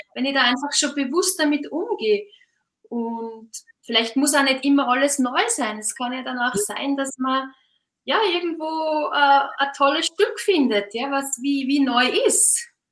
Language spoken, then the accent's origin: German; Austria; now in Switzerland; Ich bin ja auch Österreicherin, leichte Exotin in der Schweiz.